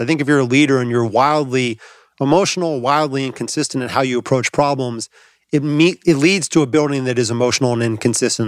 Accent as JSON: {"language": "English", "town": "Los Angeles", "region": "California", "country": "United States", "tie": "born or raised there", "said": "I grew up in Los Angeles"}